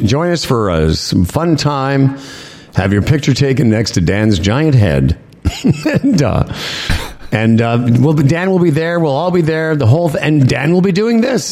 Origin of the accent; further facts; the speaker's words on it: Moose Jaw, Saskatchewan, Canada; moved away; Tim and I grew up in real, real winter, like where where we grew up in Moose Jaw